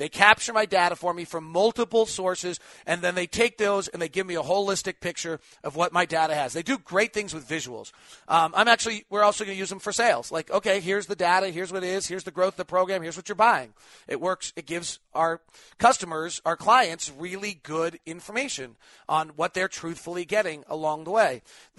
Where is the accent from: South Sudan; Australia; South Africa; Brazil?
Australia; Perth, Western Australia; Hey, David, I'm from Perth, Western Australia.